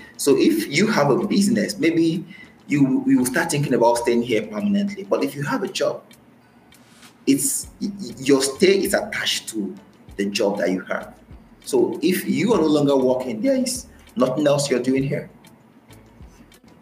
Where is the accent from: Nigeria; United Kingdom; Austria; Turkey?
Nigeria; moved away as an adult; now in Saudi Arabia; I am Nigerian